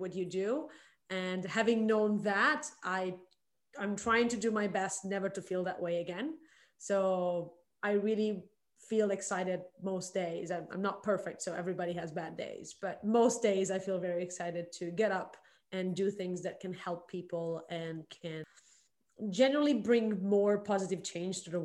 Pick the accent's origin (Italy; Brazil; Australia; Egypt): Italy; Milan, Lombardy; moved away as an adult; now in Shanghai, China; I'm originally from Milan, Italy